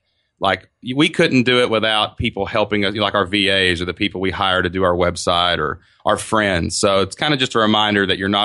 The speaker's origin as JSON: {"language": "English", "region": "Kentucky", "country": "United States", "tie": "born or raised there", "said": "We live in a small town in southeast Kentucky down kind of by the mountains. So it's actually my hometown."}